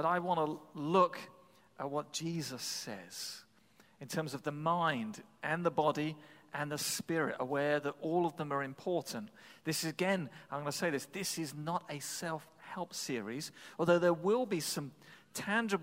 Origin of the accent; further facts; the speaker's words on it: England, United Kingdom; now in New England, United States; I come from England